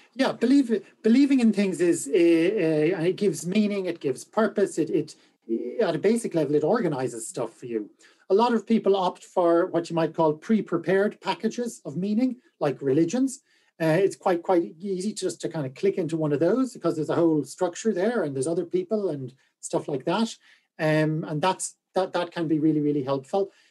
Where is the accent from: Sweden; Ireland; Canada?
Ireland; Galway, Connacht; I am from Galway.